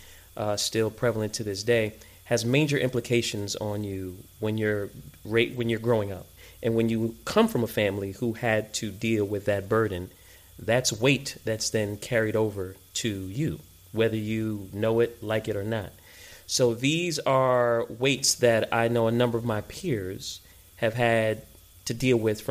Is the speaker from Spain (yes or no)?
no; New York City, New York, United States; moved away; So I am first generation American, born and raised in New York